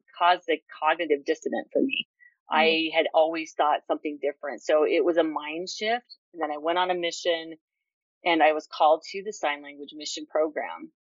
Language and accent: English; Utah, United States; I was born in Utah, raised in Utah, born deaf.